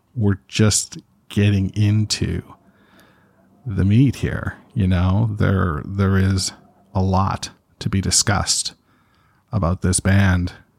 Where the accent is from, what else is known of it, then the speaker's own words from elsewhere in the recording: Canada; I'm Canadian